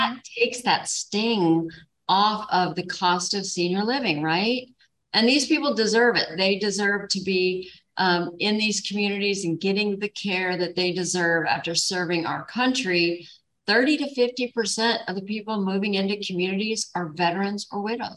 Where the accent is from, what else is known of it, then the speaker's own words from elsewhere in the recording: Kenai, Alaska, United States; Kenai, south of Anchorage, about 3 hours on the Kenai Peninsula. It's world famous for its fishing efforts. And so that's where I was raised